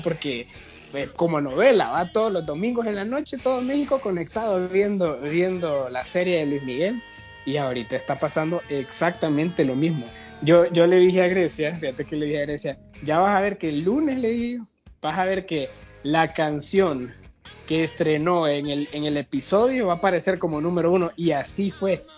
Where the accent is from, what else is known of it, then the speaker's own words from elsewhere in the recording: Honduras; como, como hondureños